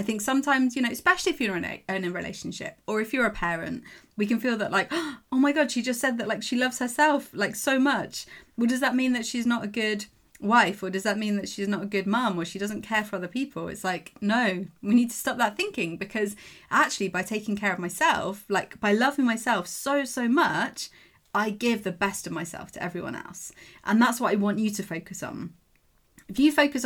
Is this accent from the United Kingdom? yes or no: yes; England, United Kingdom; I'm English